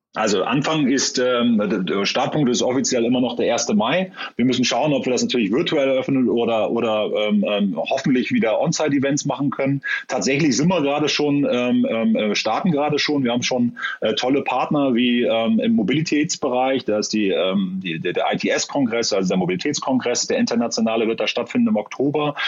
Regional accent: Northern Germany, Germany; also born or lived in Hamburg; Ich äh, selber bin ja Norddeutscher, äh, weiß nicht, ob man das hört

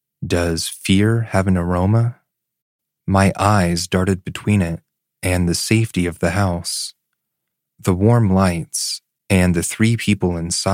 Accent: Florida, United States; I grew up in South Florida, Broward County to be exact.

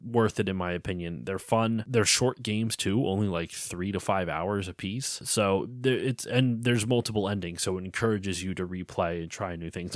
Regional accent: Pennsylvania, United States; I'm from Pennsylvania

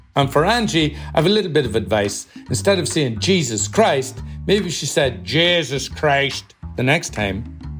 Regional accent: Northern Ireland, United Kingdom; now in Minneapolis, United States; I'm from County Fermanagh in the north of Ireland, but I've lived in Minneapolis, Minnesota for the past 23 years.

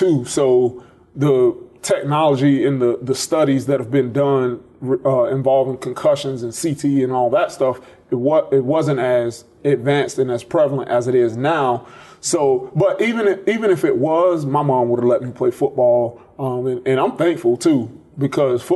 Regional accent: Tallahassee, Florida, United States; moved away as an adult; also born or lived in Fort Myers, Florida; now in Clemson, United States; When I was in third grade, we moved from Fort Myers to Tallahassee, and that's where I primarily grew up

